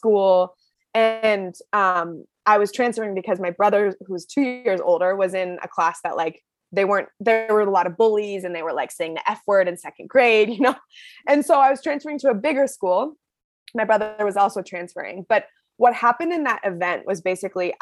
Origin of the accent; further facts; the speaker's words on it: Seattle, Washington, United States; I grew up in Seattle, Washington, and my parents are both from the East Coast